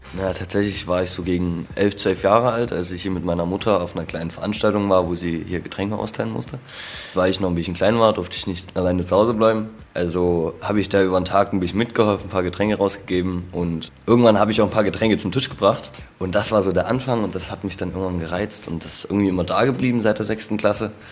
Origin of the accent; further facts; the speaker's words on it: Nossen, Saxony, Germany; ich komme ursprünglich aus Nossen